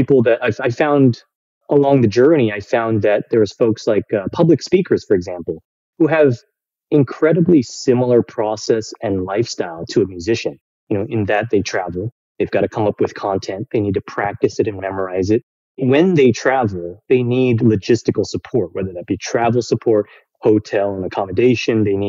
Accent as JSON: {"language": "English", "area": "Bay Area", "region": "California", "country": "United States", "tie": "born or raised there", "also_born_or_lived": "New York City", "moved": "as an adult", "said": "I was born in the Bay Area, California."}